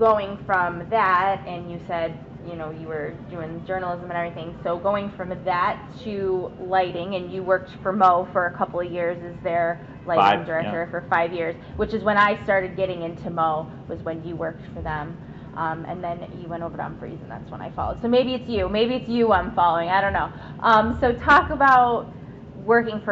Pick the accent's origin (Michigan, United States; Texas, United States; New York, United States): New York, United States; Buffalo; I'm from Buffalo, New York